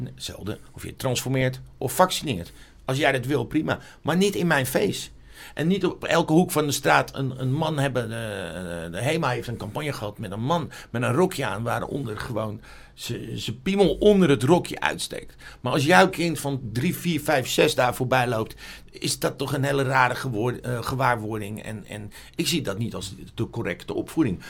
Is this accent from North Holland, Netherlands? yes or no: yes; Amsterdam, North Holland, Netherlands; ik ben opgegroeid in Amsterdam Zuidoost